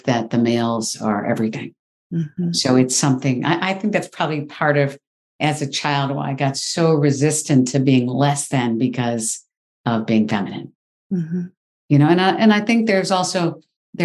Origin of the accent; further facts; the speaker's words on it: Michigan, United States; I grew up in the Midwest. I grew up in Michigan, fifth of six children